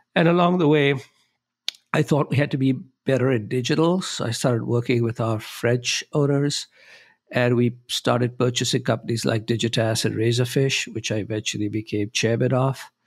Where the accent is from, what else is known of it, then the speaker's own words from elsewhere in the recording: Mumbai, Maharashtra, India; moved away as an adult; now in Chicago, United States; I grew up in Bombay, India, uh, which is now known as Mumbai.